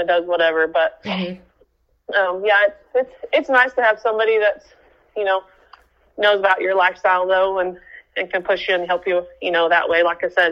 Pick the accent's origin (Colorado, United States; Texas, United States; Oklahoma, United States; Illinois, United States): Oklahoma, United States; we're from Oklahoma